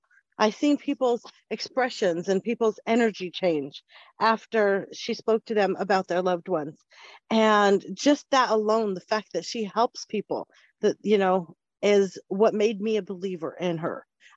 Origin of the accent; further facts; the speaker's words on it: Spokane, Washington, United States; I'm from Spokane, Washington.